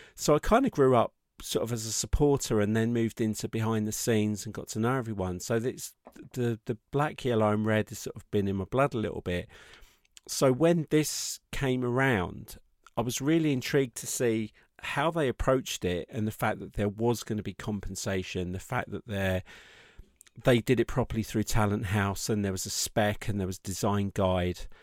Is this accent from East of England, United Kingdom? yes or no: yes; Watford, East of England, United Kingdom; also born or lived in Croxley Green; I grew up around Watford